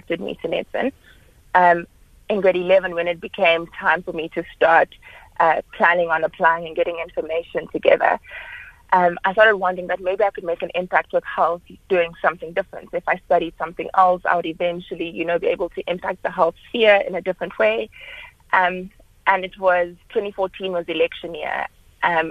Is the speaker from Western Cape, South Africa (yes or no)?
no; Johannesburg, Gauteng, South Africa; moved away as an adult; also born or lived in Cape Town; I was studying in Cape Town, but I'm originally from Johannesburg, and I'd always planned to come back to Johannesburg for my internship